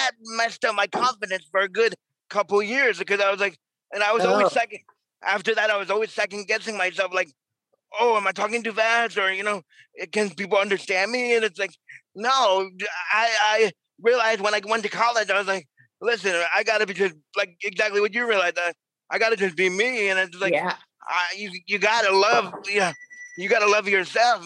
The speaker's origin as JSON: {"language": "English", "region": "New York", "country": "United States", "moved": "yes", "said": "I'm from New York originally."}